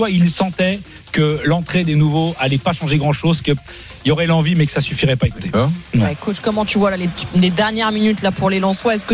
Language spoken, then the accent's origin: French; Marseille, Provence-Alpes-Côte d'Azur, France; vous, croyez, que je viens d'où moi Moi je viens de Marseille, gros. Moi je suis Marseillais, moi.